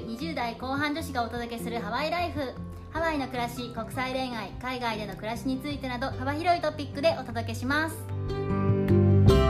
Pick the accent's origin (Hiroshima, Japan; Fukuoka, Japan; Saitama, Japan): Saitama, Japan; moved away as an adult; now in Hawaii, United States; 私は埼玉県出身で